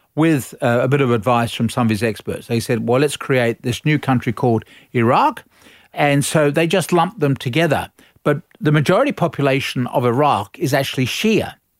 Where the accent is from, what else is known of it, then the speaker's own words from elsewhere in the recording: Australia; we're all Australian